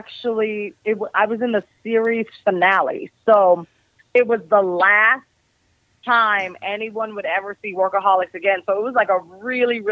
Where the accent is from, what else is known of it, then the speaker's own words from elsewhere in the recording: East Coast, United States; moved away; also born or lived in Chicago; I'm from the East Coast